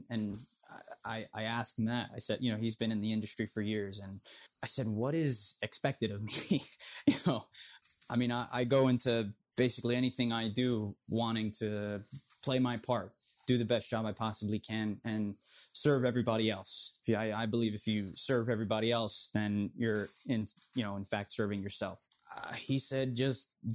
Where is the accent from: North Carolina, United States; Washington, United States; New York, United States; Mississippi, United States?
New York, United States; New York City; I was still too Queens for my high school, but I wasn't Queens enough for my hometown